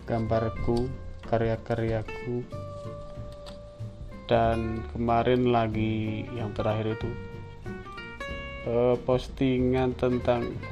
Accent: Wonosobo, Central Java, Indonesia; Yang paling terkenal itu Dieng bagian timur yang diterletak terletak di kota Wonosobo. Nah, disitulah kotaku. Kota yang sejuk, yang adem, yang dingin

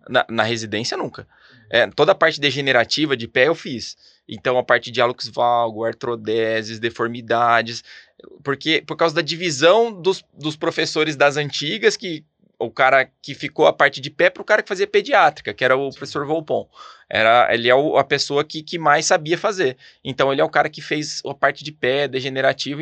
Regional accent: Ribeirão Preto, São Paulo, Brazil; moved away as an adult; now in São José dos Campos, Brazil; eu sou de Ribeirão Pretano

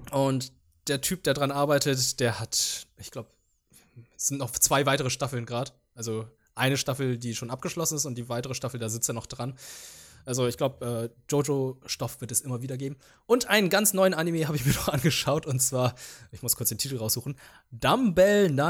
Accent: Germany; first language Vietnamese; ich bin ja zweisprachig aufgewachsen, überwiegend vietnamesisch und bei uns lief dann die ganze Zeit der Fernseher, weil ich dann dementsprechend auch ein bisschen Deutsch dabei gelernt habe

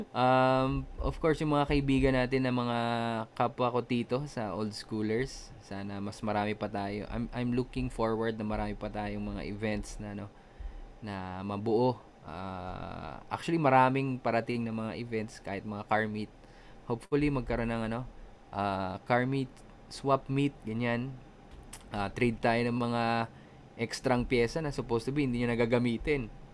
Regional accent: Tagaytay, Calabarzon, Philippines; taga Tagaytay kami. Malayo naman kami sa Manila.

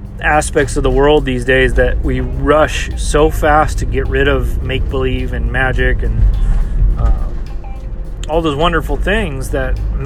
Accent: United States; as an American culture

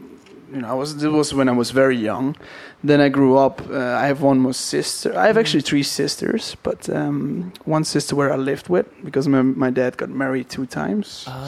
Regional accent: Netherlands; first language Dutch; English is a second language; moved away as an adult; also born or lived in Australia / Queenstown, New Zealand; So I am from the Netherlands, from a tiny little place.

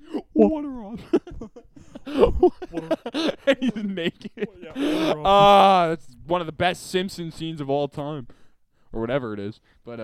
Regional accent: Canada; We're Canadian!

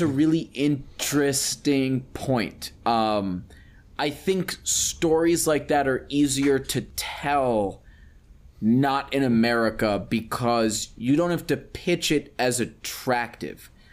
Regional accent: United States; I'm American

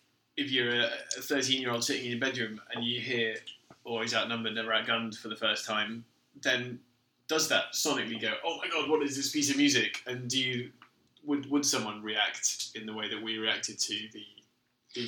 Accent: Somerset, South West England, United Kingdom; because we're from Somerset

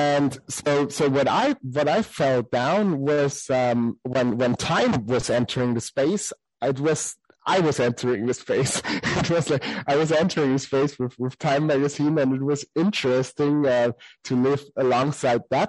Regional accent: Salzburg, Austria; I come from the city where Sound of Music mostly was shot, except for studio, of course, but I come from Salzburg

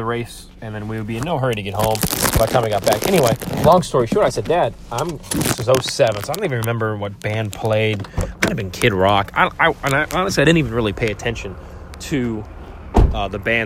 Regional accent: Chicago, Illinois, United States; now in Indianapolis, United States; growing up in Chicago

